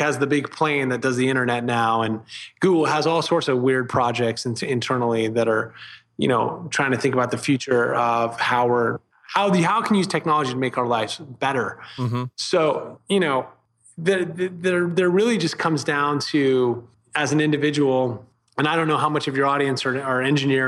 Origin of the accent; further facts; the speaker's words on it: Vienna, Virginia, United States; moved away; Vienna, Virginia, northern, right outside of DC